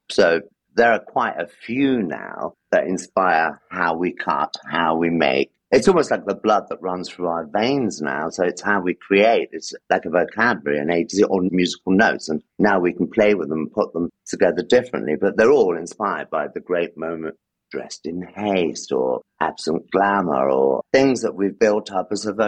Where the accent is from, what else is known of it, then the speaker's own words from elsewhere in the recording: London, United Kingdom; moved away as an adult; also born or lived in Gibraltar; now in Paris, France; I grew up in London, but it was South London